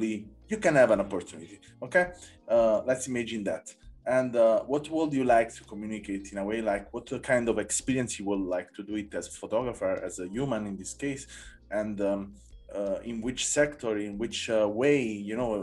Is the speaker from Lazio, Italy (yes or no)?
no; Naples, Campania, Italy; I come from Naples